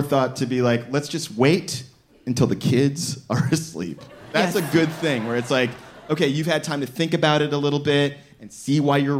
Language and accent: English; the South, United States; now in New York, United States; I'm from the South